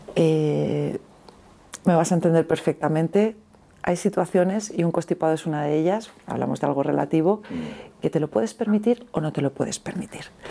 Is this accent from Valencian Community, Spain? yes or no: yes; Alicante, Valencian Community, Spain; also born or lived in Andalusia; soy alicantina de origen, pero políticamente soy andaluza